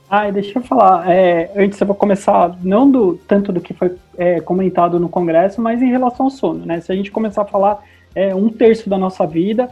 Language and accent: Portuguese; Brazil; sou é, brasileiro, bem brasileiro